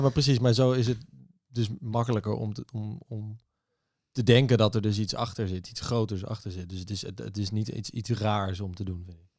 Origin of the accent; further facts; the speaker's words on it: Amsterdam, North Holland, Netherlands; Ik ben geboren en getogen in Amsterdam, 25 jaar.